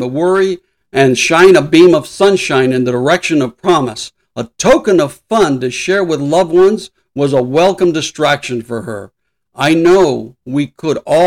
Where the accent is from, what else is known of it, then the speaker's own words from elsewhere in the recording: Los Angeles, California, United States; I grew up in East LA.